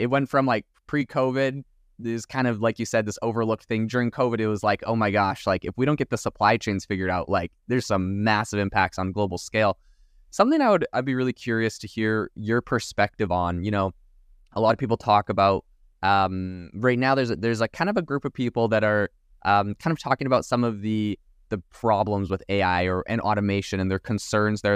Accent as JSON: {"language": "English", "area": "Vancouver Island", "region": "British Columbia", "country": "Canada", "said": "I'm actually from Vancouver Island"}